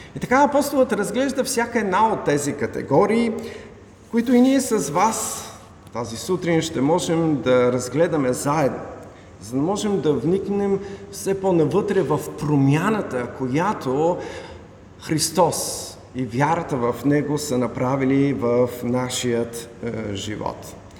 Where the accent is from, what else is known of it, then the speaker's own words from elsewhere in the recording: Bulgaria; Ние като българи сме родени тук в България, имаме българско гражданство.